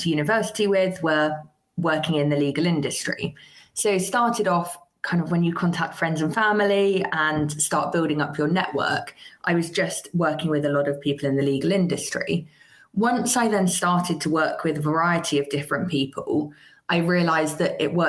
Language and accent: English; Somerset, South West England, United Kingdom; I grew up in Somerset